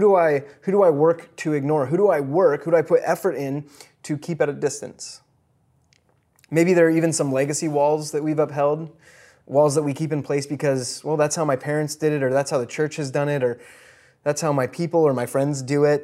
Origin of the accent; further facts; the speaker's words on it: Midwest, United States; I was born in the Midwest